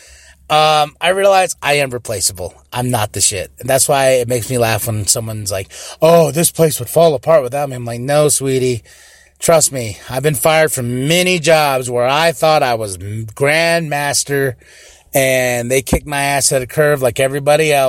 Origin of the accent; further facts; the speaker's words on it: Shiprock, New Mexico, United States; I know where I'm from. I'm from Shiprock, New Mexico